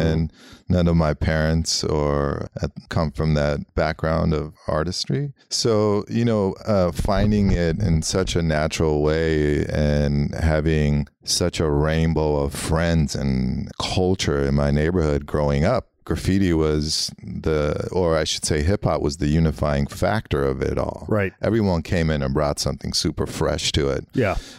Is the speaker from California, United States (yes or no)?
yes; Los Angeles, California, United States; born or raised there; first language Armenian; English is a second language